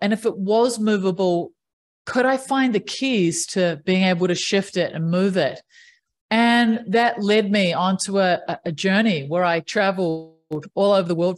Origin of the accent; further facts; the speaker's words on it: New Zealand; I grew up in New Zealand, which is one of the most amazing places to grow up.